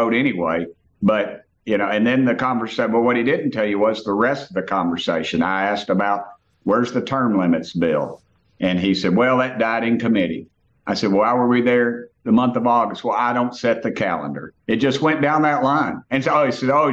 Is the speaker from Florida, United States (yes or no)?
no; Tennessee, United States; I come from Tennessee